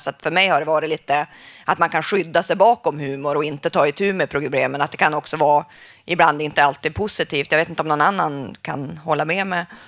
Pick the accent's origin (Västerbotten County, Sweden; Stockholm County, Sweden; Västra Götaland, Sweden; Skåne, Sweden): Västerbotten County, Sweden; Jag kommer från Västerbotten